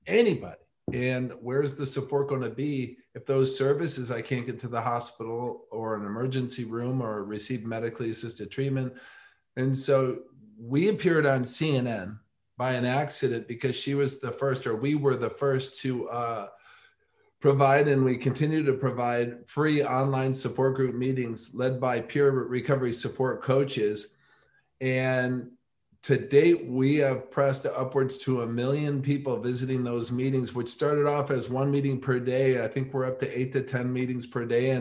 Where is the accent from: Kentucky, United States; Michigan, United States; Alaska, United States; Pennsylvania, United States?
Michigan, United States; growing up in Michigan